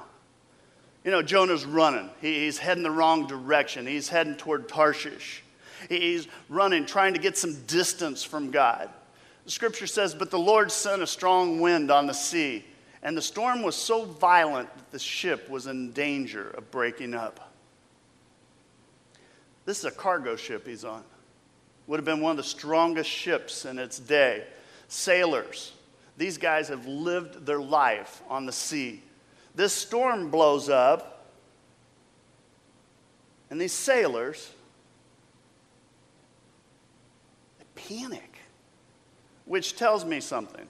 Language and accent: English; United States